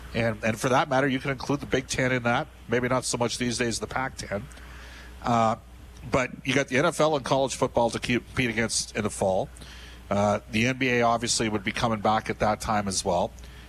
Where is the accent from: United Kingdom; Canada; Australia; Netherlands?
Canada; I'm Canadian.